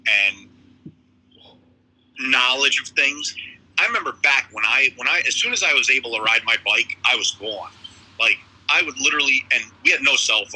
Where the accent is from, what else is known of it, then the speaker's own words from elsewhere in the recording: Middletown area, New York, United States; I've lived here my whole life